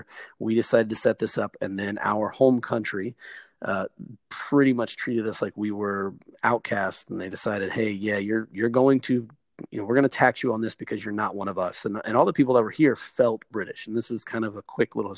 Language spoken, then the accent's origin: English; United States; moved away as an adult; now in Australia